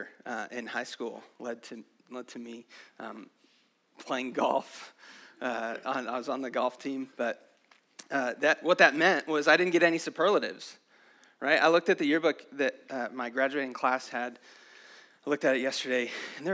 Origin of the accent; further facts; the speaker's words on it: San Angelo, Texas, United States; I grew up in San Angelo.